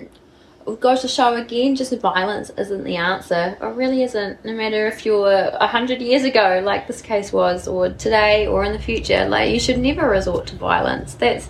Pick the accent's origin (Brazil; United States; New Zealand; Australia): New Zealand; South Island; Can tell we're from the South Island.